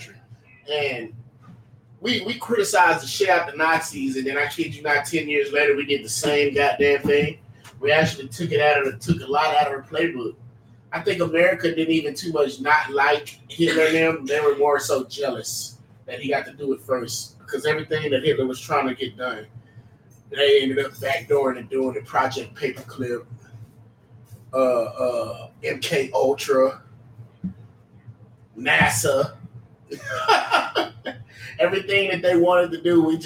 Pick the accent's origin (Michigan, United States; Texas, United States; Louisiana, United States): Texas, United States; And I'm from Texas.